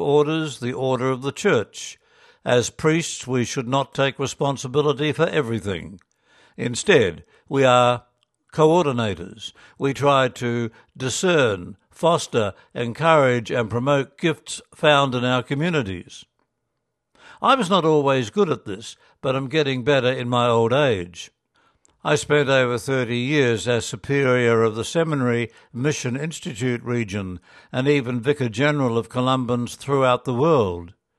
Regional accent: Gympie, Queensland, Australia; moved away; also born or lived in Korea / Ireland / Essendon; my hometown, Gympie

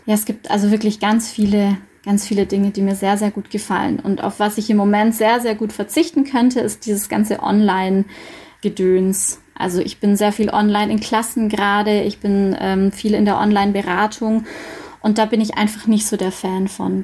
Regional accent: Dillingen district, Bavaria, Germany; moved away as an adult; also born or lived in Munich, Germany; now in Augsburg, Germany; Ich komme ursprünglich aus dem Landkreis Dillingen

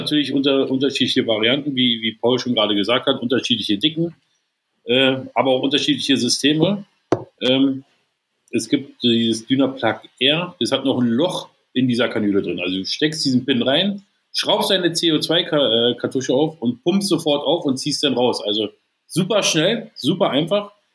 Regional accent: Berlin, Germany; Ich komme aus Berlin

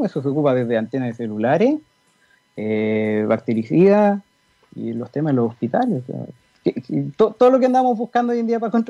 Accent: Chuquicamata, Antofagasta, Chile; born there; yo nací en Chuquicamata.

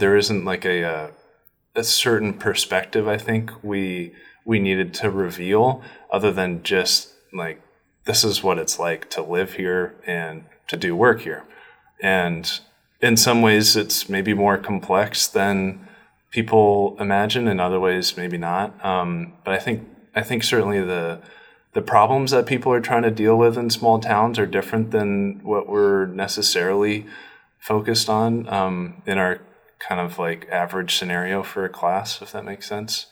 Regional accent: Norway, Maine, United States; moved away; i was born and raised in this town in Norway

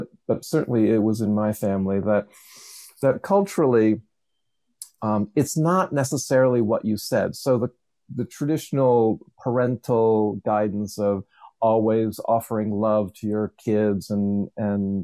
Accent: Levittown, Pennsylvania, United States; I grew up outside of Philadelphia in one of those Levittowns

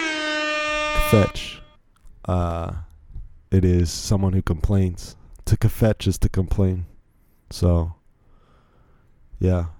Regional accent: Virginia, United States; I grew up here in Virginia my whole life. So I don't really have an accent like

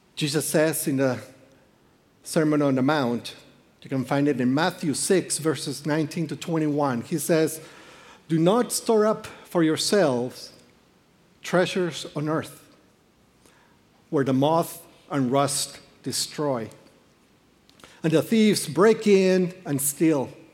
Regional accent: Peru; moved away; I am from Peru.

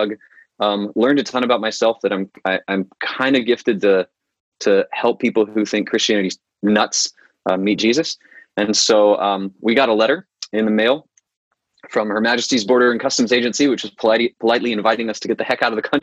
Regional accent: Panama City Beach, Florida, United States; I was born and raised in Panama City Beach, Florida

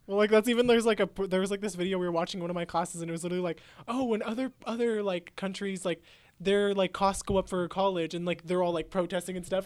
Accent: Midwest, United States; accent: Midwest; you sound like you're from like the midwest

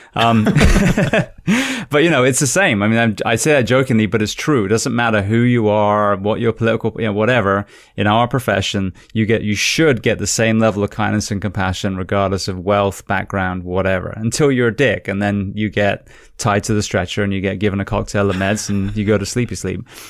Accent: United Kingdom; moved away as an adult; now in United States; being British, but I've been in America, I think, twenty years now

